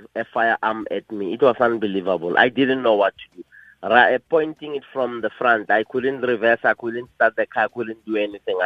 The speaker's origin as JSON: {"language": "English", "country": "South Africa", "tie": "born or raised there", "said": "my hometown in Bekazal"}